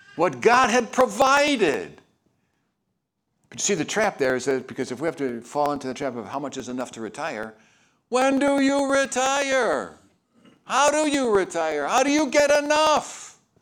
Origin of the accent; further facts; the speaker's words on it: Chicago, Illinois, United States; moved away; I'm from Chicago